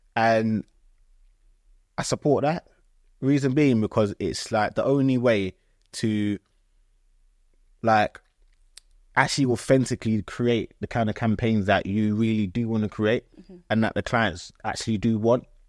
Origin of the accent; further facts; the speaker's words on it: Croydon, London, United Kingdom; also born or lived in Ghana; I grew up in Croydon